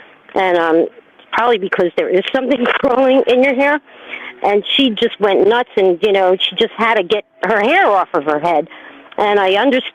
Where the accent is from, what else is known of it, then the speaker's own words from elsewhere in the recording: New York, United States; I'm a New Yorker